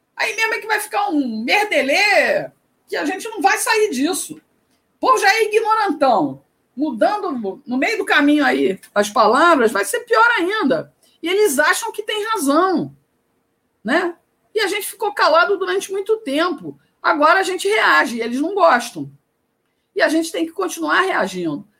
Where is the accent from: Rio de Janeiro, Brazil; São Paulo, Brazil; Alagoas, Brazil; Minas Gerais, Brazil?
Rio de Janeiro, Brazil; moved away as an adult; now in Ceará, Brazil; apesar de morar no Ceará desde 2002, eu sou carioca, fui repórter por 20 anos no Rio de Janeiro